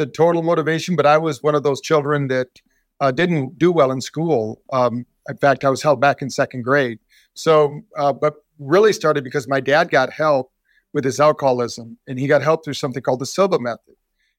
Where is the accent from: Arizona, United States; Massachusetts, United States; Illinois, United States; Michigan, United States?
Arizona, United States; Scottsdale; And a situation happened that they were stranded in my hometown of Scottsdale, Arizona.